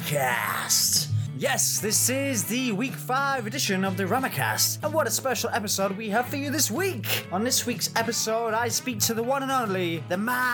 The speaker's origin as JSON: {"language": "English", "country": "United Kingdom", "said": "I'm coming in here as a British guy. My role is to explore the whole summer camp tradition, which we don't really have too much in the UK"}